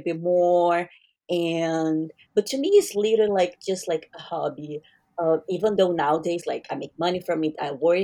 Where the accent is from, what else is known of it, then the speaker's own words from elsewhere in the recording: Brazil; I'm Brazilian. So I'm from Brazil